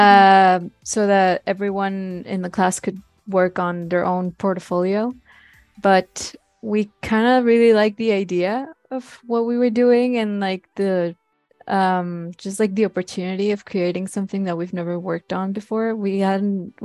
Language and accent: English; Mexico; also born or lived in Monterrey; we're all from Mexico